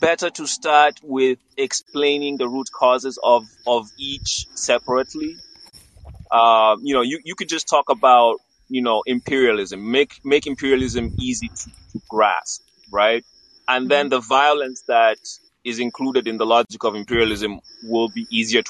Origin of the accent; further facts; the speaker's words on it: Kenya; now in United States; I am an immigrant to the United States of America. I'm Kenyan